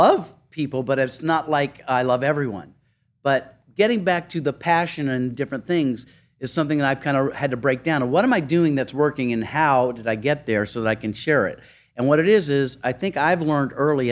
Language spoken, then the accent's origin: English; South Carolina, United States; moved away; I grew up in the Deep South